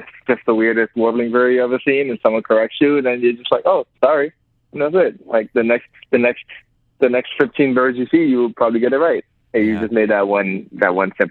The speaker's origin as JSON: {"language": "English", "town": "New York City", "region": "New York", "country": "United States", "tie": "born or raised there", "said": "I was born and raised in New York"}